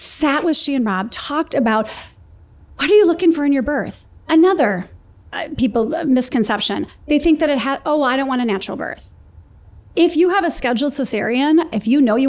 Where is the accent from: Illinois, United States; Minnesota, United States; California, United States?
Minnesota, United States; Minneapolis; moved away; Two sisters born and raised in Minneapolis